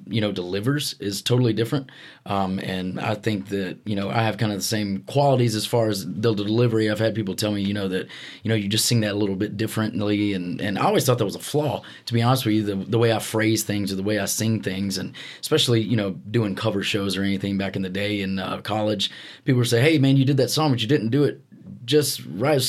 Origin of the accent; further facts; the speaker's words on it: Alabama, United States; growing up in Alabama